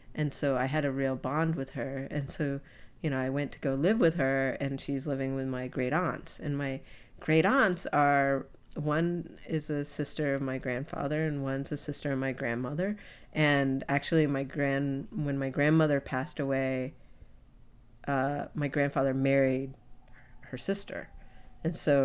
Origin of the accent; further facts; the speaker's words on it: United States; growing up in the States